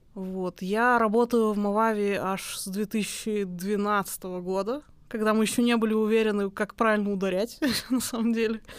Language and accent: Russian; Ufa, Bashkortostan, Russia; moved away as an adult; also born or lived in Germany; я вообще сама из Уфы, из Башкортостана